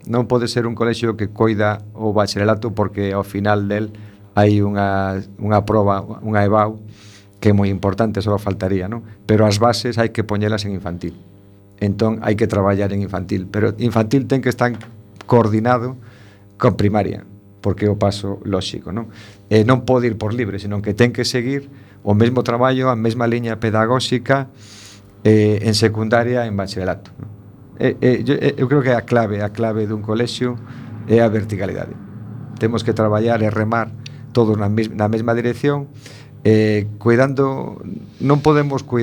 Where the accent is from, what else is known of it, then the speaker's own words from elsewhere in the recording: A Coruña, Galicia, Spain; por ser o colexio de, da miña terra non? da miña casa